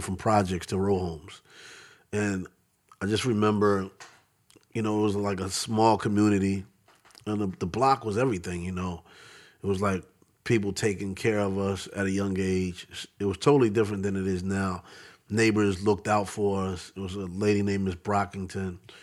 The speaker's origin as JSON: {"language": "English", "town": "Philadelphia", "region": "Pennsylvania", "country": "United States", "tie": "born or raised there", "also_born_or_lived": "Bronx, New York / Queens, New York", "said": "I grew up in Southwest Philly"}